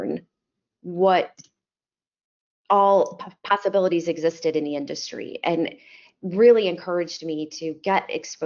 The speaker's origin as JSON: {"language": "English", "town": "Chicago", "region": "Illinois", "country": "United States", "tie": "born or raised there", "moved": "as an adult", "lives_now": "Dallas, United States", "said": "I'm originally from Chicago, if my accent hasn't given that away yet. I grew up in the suburbs"}